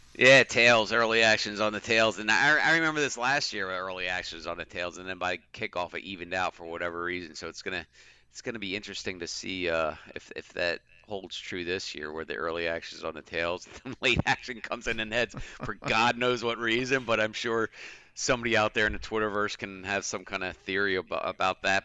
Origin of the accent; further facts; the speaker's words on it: Philadelphia, Pennsylvania, United States; I'm from Philly